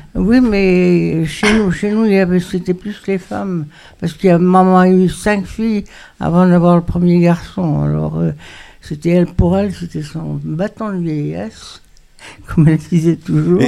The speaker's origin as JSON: {"language": "French", "town": "Meknes", "region": "Fès-Meknès", "country": "Morocco", "tie": "born or raised there", "moved": "yes", "said": "je suis né au Maroc, à Meknes"}